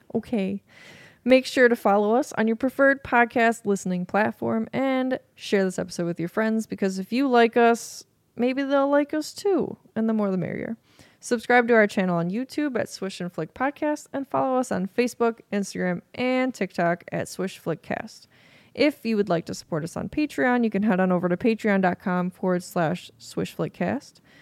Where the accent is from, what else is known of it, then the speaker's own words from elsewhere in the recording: United States; as an American